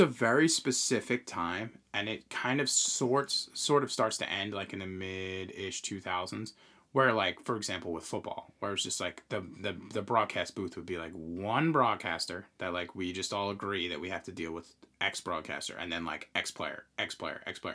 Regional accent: Long Island, New York, United States; moved away as an adult; now in North Carolina, United States; we grew up in the Northeast, uh, on, you know, we, we grew up on Long Island

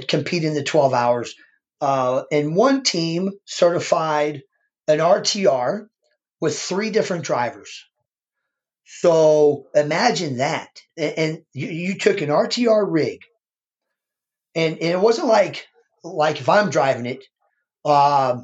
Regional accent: Missouri, United States; I'm from the Show Me State

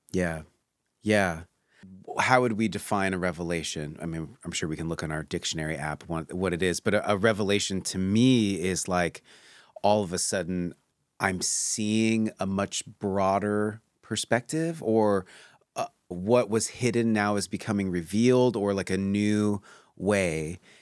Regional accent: Pacific Northwest, United States; I grew up in the Pacific Northwest

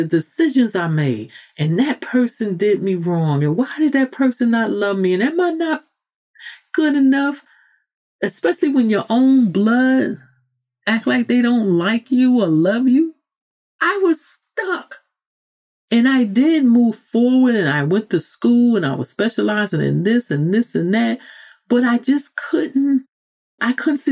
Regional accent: New York City, New York, United States; I'm a New Yorker

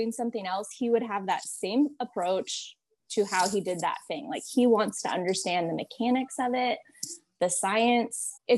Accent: Houston area, Texas, United States; We grew up in Texas, you in the Austin area, me in the Houston area.

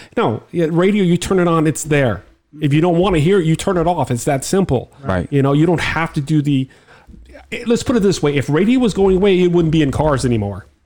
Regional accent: Miami, Florida, United States; I'm from Miami

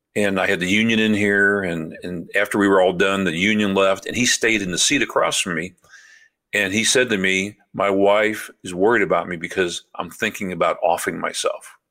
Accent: St. Louis, Missouri, United States; moved away as an adult; also born or lived in Memphis; now in Champaign, United States; I was born and raised in South Saint Louis

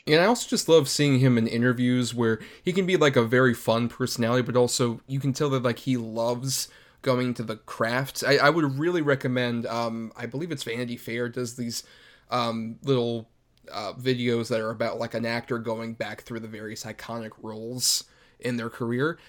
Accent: Tampa, Florida, United States; I was born and raised in Tampa, Florida, which is a bit outside of Kissimmee

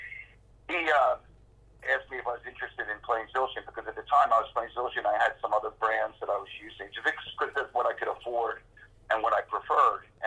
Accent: Levittown, Pennsylvania, United States; I grew up in Levittown, outside of Philadelphia

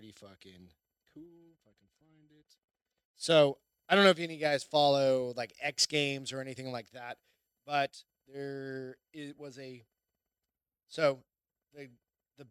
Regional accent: Phoenix, Arizona, United States; We're from Phoenix

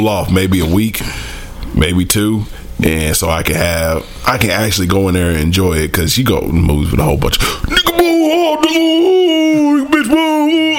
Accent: Cameroon; I'm from Cameroon.

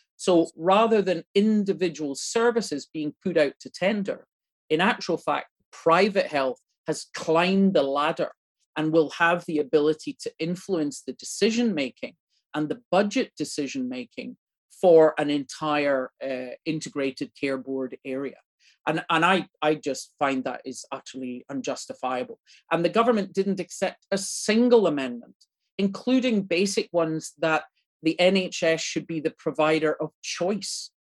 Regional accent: Ireland; now in Scotland, United Kingdom; as an Irish person

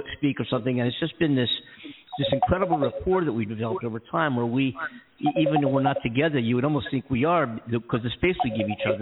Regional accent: Philadelphia, Pennsylvania, United States; now in Los Angeles, United States; Philly's my hometown, you know, I'm born and raised

